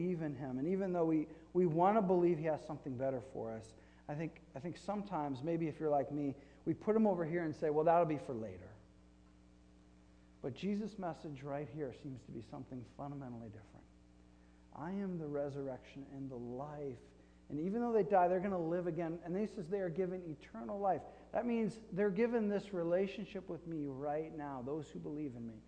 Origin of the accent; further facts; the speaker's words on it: Flint, Michigan, United States; I grew up in Flint, Michigan, and Flint is a factory town